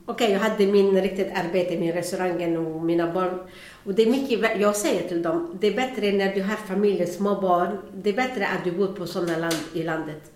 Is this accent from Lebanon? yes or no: yes; Beirut, Beirut Governorate, Lebanon; Swedish is a second language; now in Bengtsfors, Sweden; Jag kommer från Libanon på början